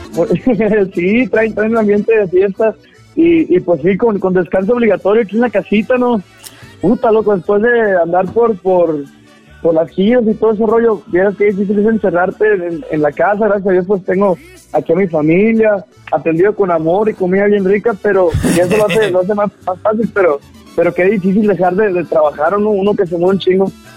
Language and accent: Spanish; Caborca, Sonora, Mexico; yo soy de Caborca